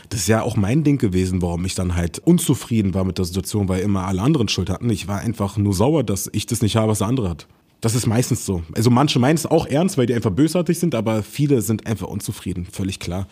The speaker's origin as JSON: {"language": "German", "region": "Berlin", "country": "Germany", "tie": "born or raised there", "said": "ich bin in Berlin groß geworden"}